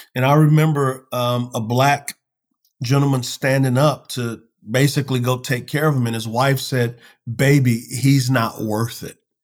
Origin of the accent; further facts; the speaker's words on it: United States; I love my country. I love being an American